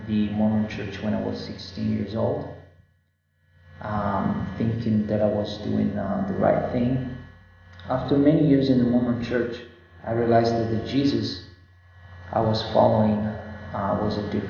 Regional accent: Pordenone, Friuli-Venezia Giulia, Italy; I'm from a town called Pordenone, which is 45 minutes from Venice, Italy

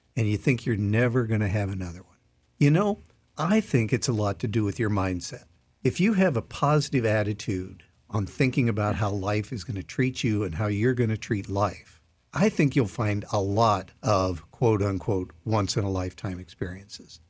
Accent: Iowa, United States; I grew up in Iowa.

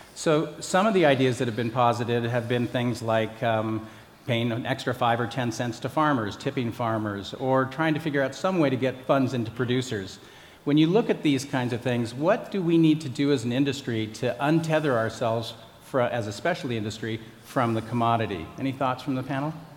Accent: Colorado, United States; I grew up in Colorado.

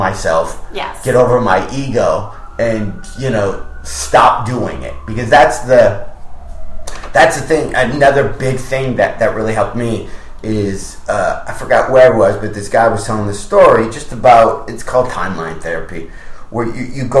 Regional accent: Michigan, United States; I'm from Michigan.

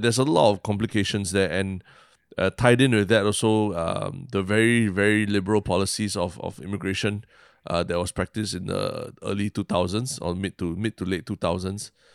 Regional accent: Singapore

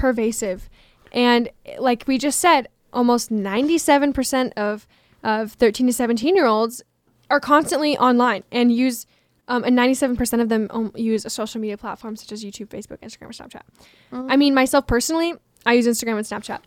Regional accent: Washington, United States; moved away; I am from Washington State

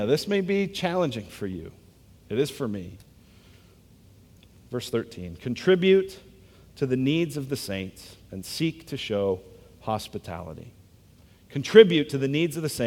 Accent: United States; I'm American

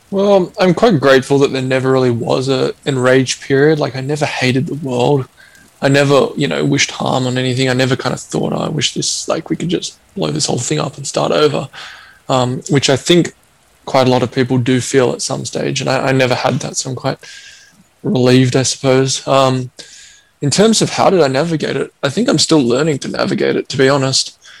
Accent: Australia; growing up in Australia

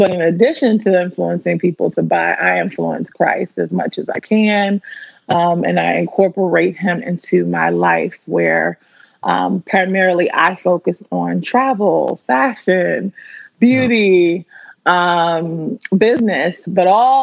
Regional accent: Washington, District of Columbia, United States; moved away as an adult; now in Los Angeles, United States; I'm born and raised in the Washington, D.C. area

